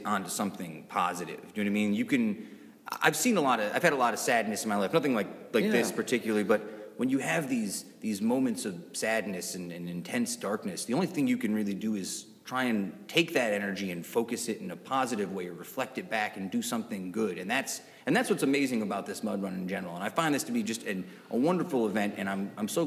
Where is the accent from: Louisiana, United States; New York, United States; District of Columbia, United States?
New York, United States; Utica; also born or lived in Brooklyn; I grew up in Utica, and I did spend some time in Brooklyn and New York City